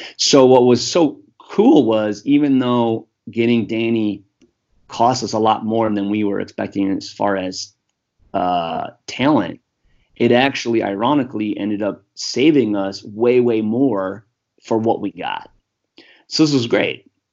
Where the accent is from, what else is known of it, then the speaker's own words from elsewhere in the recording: United States; I'm just American white guy